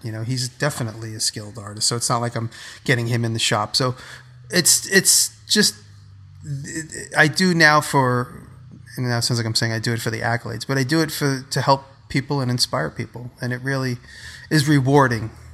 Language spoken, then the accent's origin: English; New York, United States; I'm from the Lower East Side